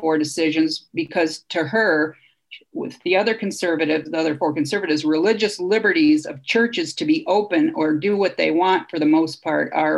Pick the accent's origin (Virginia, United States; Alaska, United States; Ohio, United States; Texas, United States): Ohio, United States; Toledo; my hometown of Toledo, Ohio